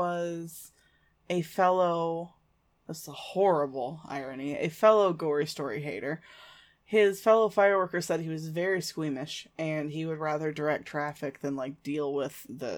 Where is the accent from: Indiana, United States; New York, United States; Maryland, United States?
Indiana, United States; Speedway; I grew up in Indiana and I lived in Speedway for a while